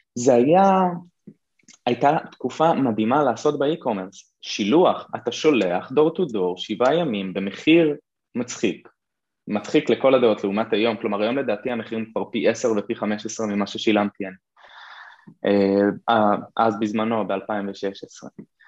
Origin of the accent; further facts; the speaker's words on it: Kiryat Shmona, Northern District, Israel; now in Nahariya, Israel; נולדתי וגדלתי בקריית שמונה